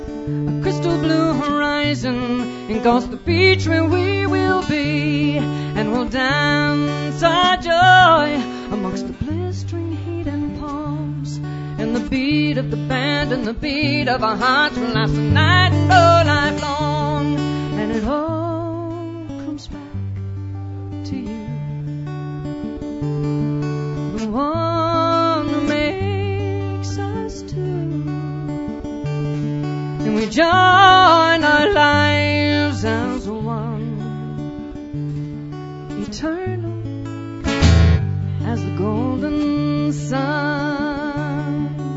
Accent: Edmonton, Alberta, Canada; I'm from Edmonton.

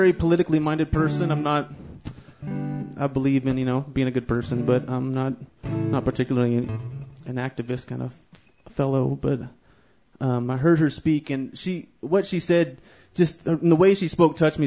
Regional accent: Northern California, United States; moved away as an adult; now in Alberta, Canada; I'm from Northern California

